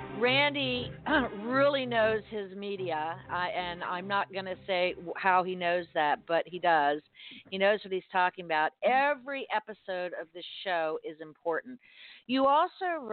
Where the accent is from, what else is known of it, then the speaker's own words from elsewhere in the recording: Miami, Florida, United States; now in Fort Myers, United States; in South Florida, where I was born and raised in Miami, and now I'm in Fort Myers